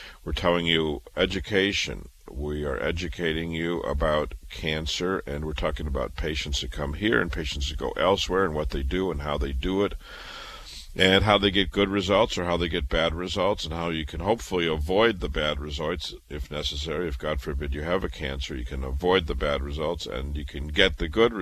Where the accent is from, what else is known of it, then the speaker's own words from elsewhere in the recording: Iowa, United States; moved away as an adult; also born or lived in Chicago / Boston; I was born in Iowa, raised in Iowa